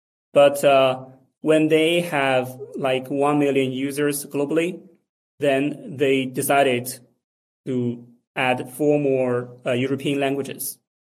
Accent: China; I'm from China

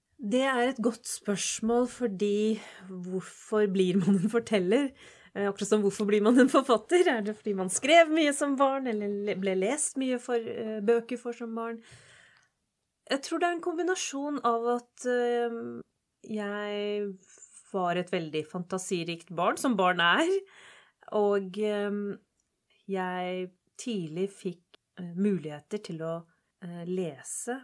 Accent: Oslo, Norway; jeg vokste opp på Holmlia

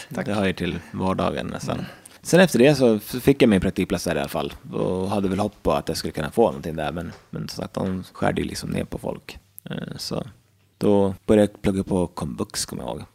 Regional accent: Västerås, Västmanland, Sweden; also born or lived in Uppsala; Jag kommer från eh, Västerås, född och uppvuxen där. Jag har bott där i hela mitt liv

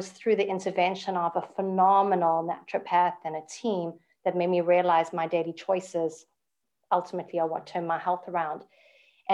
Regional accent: South Africa; moved away as an adult; now in Canada; born and bred in South Africa, I immigrated when I was literally 5 days married to my husband.

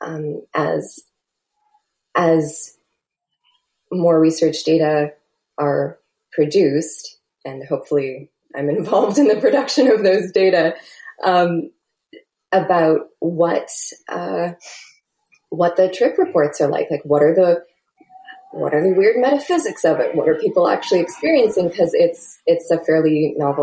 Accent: Canada; I'm a Canadian

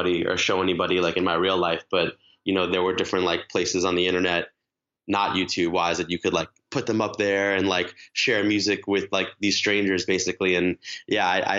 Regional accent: Long Island, New York, United States; I grew up in Long Island. I live in New York City now

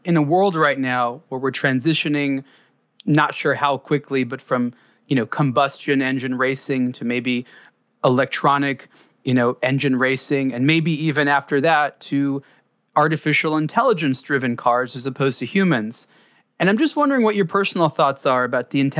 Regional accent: Southern California, United States; I grew up in Southern California, the birthplace of the freeway, driving fast

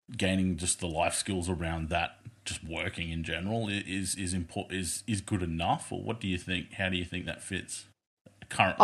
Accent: Australia; accent: thick Australian; a male and a female thick Australian accent

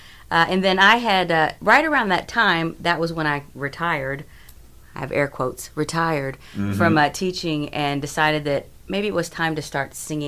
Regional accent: Selma, Alabama, United States; also born or lived in Louisville, Kentucky; now in Bloomington, United States; I was actually born maybe in Middle Alabama. I was born in Selma.

